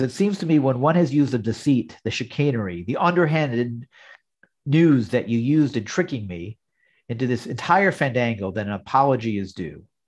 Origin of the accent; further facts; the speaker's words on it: New York, United States; growing up in New York in the '70s